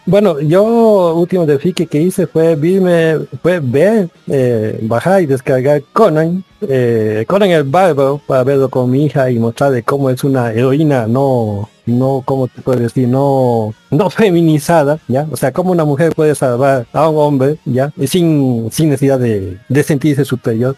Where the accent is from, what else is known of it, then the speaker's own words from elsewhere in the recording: Cochabamba, Bolivia; aquí desde Cochabamba, también como este digo o sea, esta vez somos dos cochabambinos, un cruceño